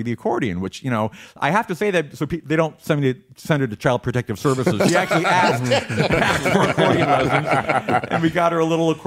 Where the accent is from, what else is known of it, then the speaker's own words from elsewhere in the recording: Lynwood, California, United States; From Linwood